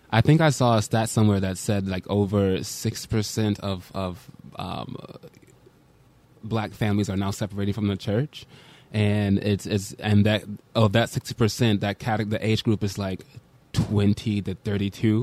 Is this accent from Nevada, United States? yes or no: no; Birmingham, Alabama, United States; also born or lived in Brooklyn, New York City; now in New York City, United States; I am from Birmingham, Alabama, and I wanted to move New, to New York City